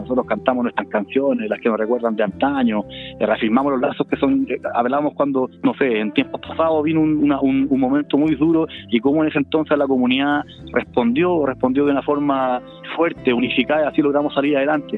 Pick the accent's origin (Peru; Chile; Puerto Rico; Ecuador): Chile; somos chilenos